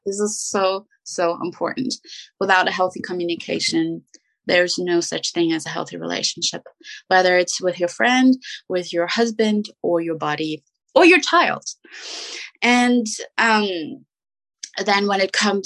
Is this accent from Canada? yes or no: no; Germany; English is a second language; moved away; I'm from Germany. My husband is US American